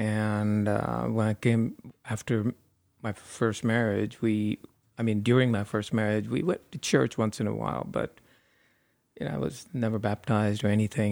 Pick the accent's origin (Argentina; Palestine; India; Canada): India; moved away as an adult; now in United States; I grew up in India for the first twenty-one years. Then I came to the U S